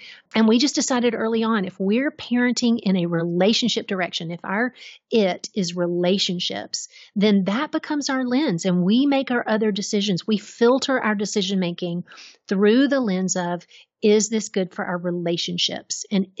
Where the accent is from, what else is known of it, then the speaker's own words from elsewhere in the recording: Georgia, United States; So I grew up in Middle Georgia and my grandfather was a farmer.